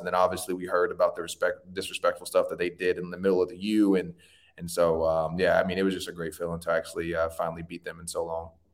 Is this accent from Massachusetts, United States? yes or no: no; Tallahassee, Florida, United States; I was born in Tallahassee Memorial